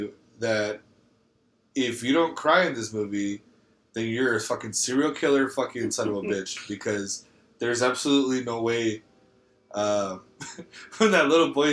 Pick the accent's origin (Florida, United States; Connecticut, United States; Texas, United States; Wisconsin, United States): Texas, United States; El Paso; I'm from El Paso.